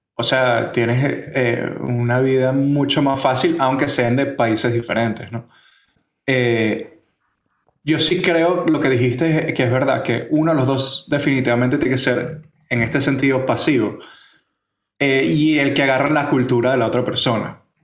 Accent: Venezuela; now in San Francisco, United States; nosotros somos venezolanos que emigraron tanto a Estados Unidos como a España

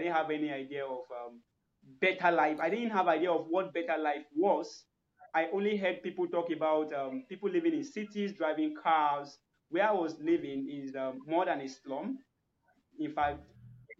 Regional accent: Nigeria; I'm from Nigeria

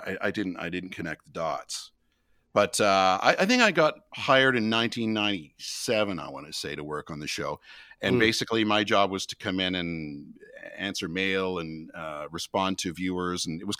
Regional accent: Ottawa, Ontario, Canada; I grew up in Ottawa. There was a bunch of shows that I liked growing up

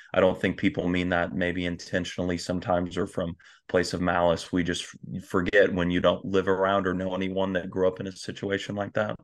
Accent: Flower Mound, Texas, United States; I am a Texas, uh, born and bred native

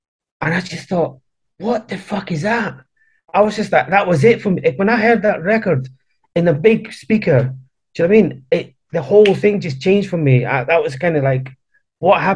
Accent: Edinburgh, Scotland, United Kingdom; accent: hard Edinburgh; moved away as an adult; also born or lived in Chile / Argentina / Cowdenbeath, Scotland; now in London, United Kingdom; my accent, it was like, it was really hard at that point. It was a really hard Edinburgh accent

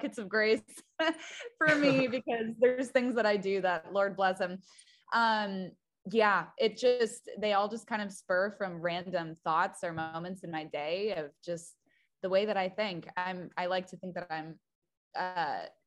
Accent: Petoskey, Michigan, United States; moved away as an adult; also born or lived in Wisconsin; now in Nashville, United States; I grew up in a really small town, and the town that I grew up in was Petoskey, Michigan.

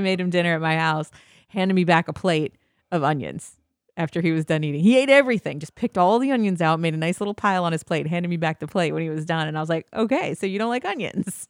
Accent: Midwest, United States; I'm from the Midwest

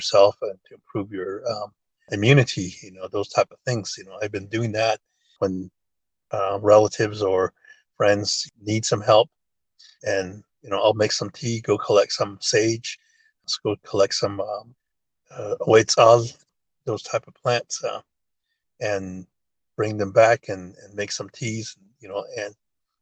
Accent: Cameron, Arizona, United States; English is a second language; ever since I was a kid herding sheep out here

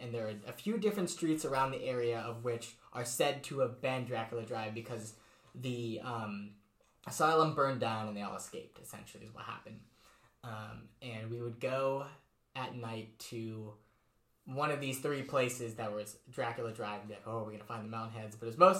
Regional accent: New England, United States; even mm-hmm. though I was from New England.

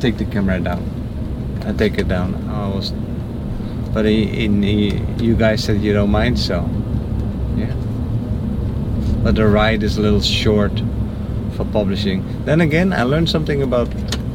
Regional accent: Netherlands; now in Florida, United States; I'm from the Netherlands.

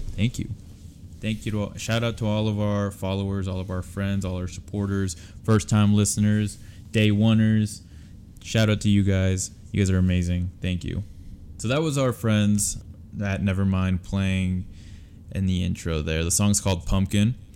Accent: Utah, United States; We're from Utah.

